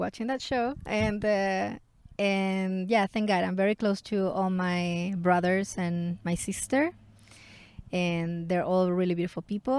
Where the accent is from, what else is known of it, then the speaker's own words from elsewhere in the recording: Santiago, Santiago Metropolitan Region, Chile; I grew up in Chile. I was born in Chile, in Santiago, the capital.